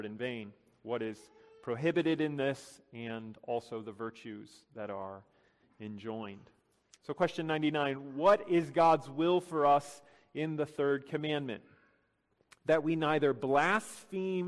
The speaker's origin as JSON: {"language": "English", "town": "Chicago", "region": "Illinois", "country": "United States", "tie": "born or raised there", "said": "Growing up in Chicago during the 90s"}